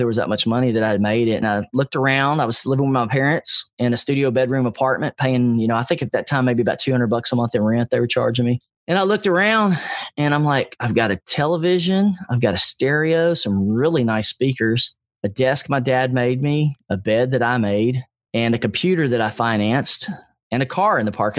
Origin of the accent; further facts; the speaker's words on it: Nashville, Tennessee, United States; I grew up in East Nashville, which was not a really well-respected neighborhood.